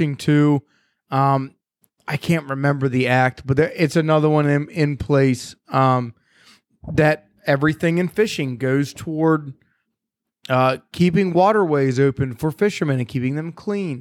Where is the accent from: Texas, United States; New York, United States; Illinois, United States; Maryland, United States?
Maryland, United States; I grew up in Maryland, and like we always had full freezers.